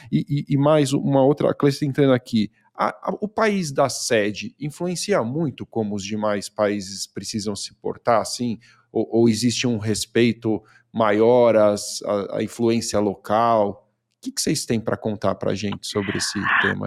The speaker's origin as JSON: {"language": "Portuguese", "country": "Brazil", "accent": "Brazilian", "said": "eu me preocupava muito com o meu sotaque, né, de brasileiro"}